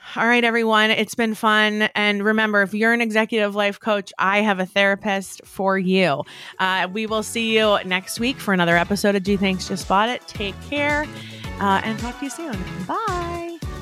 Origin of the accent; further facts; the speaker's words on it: New York, United States; growing up in New York